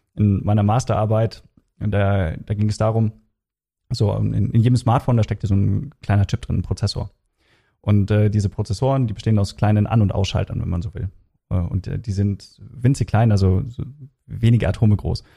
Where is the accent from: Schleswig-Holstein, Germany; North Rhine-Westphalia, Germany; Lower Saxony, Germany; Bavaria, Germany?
Bavaria, Germany; Regensburg; moved away as an adult; also born or lived in Kiel; now in Frankfurt, Germany; ich komme ursprünglich aus Regensburg